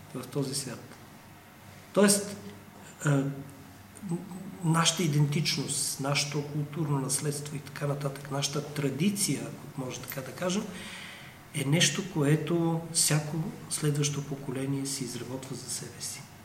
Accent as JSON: {"language": "Bulgarian", "country": "Bulgaria", "said": "аз съм българин"}